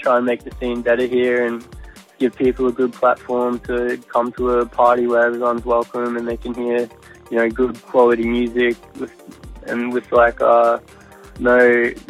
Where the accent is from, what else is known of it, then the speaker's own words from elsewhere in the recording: North Queensland, Australia; now in Brisbane, Australia; I'm from North Queensland, but I've been living in Brisbane